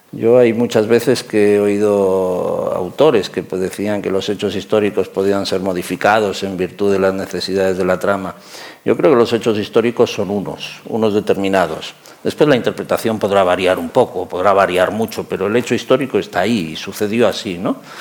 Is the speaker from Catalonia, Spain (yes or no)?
yes; Catalonia, Spain; yo soy catalán.